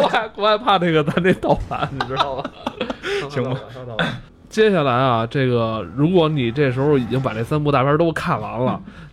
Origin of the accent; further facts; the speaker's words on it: China; 我们中国人